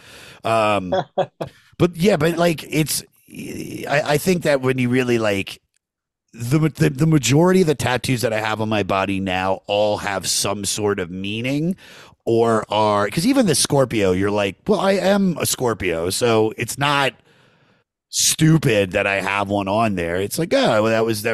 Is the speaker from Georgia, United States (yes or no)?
no; Maryland, United States; I'm from Maryland.